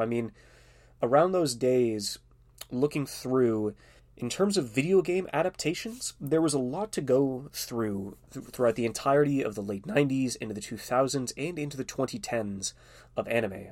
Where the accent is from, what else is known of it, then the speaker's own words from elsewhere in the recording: Canada; being Canadian